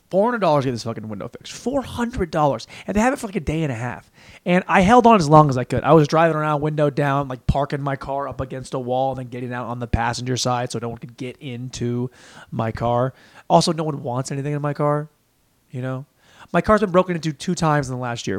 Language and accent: English; Washington, United States; moved away as an adult; also born or lived in Los Angeles; now in Austin, United States; we are from Washington State, went to Washington State